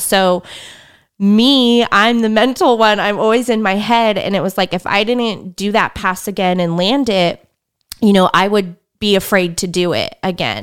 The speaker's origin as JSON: {"language": "English", "town": "Fresno", "region": "California", "country": "United States", "tie": "born or raised there", "said": "I grew up in Fresno"}